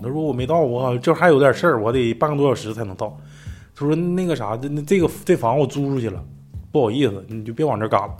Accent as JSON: {"language": "Chinese", "town": "Mulan", "region": "Heilongjiang", "country": "China", "tie": "born or raised there", "said": "我老家那边儿，因为我老家不是木兰县嘛，也是松花江，江畔"}